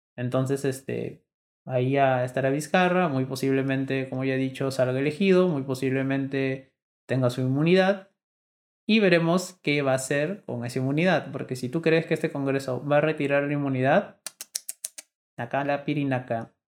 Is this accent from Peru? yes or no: yes; Peru; somos peruanos congresistas